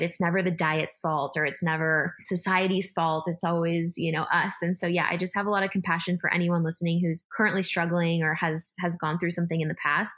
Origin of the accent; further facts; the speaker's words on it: San Diego, California, United States; moved away as an adult; also born or lived in San Francisco; now in Philadelphia, United States; I grew up actually in San Diego, lived in San Francisco for a hot sec for college, and then I'm now in Philadelphia